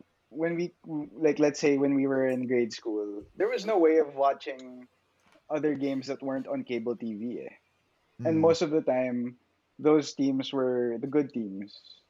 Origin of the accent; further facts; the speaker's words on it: Philippines; since we're from the Philippines, right?